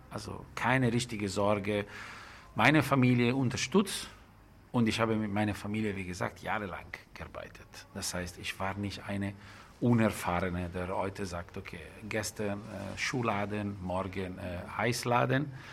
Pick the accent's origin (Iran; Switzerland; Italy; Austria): Italy; Lombardy; Das ist ein sehr schöner Bauernhof, äh, wo ich gewachsen bin. Man denkt, okay, äh, ich bin grundsätzlich in der Firma groß geworden, aber das ist ein super schöner Bauernhof äh, mit viel Grün in der Nähe von Komasee, zwischen Como und Mailand.